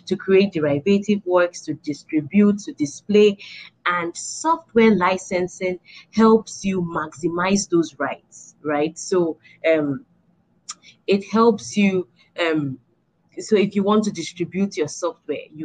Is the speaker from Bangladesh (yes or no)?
no; Nigeria; moved away; I'm a Nigerian at the core, through and through.